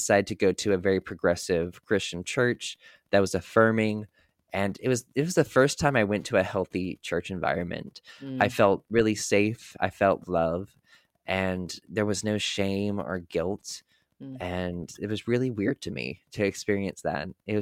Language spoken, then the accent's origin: English; North Carolina, United States; the house that I grew up in North Carolina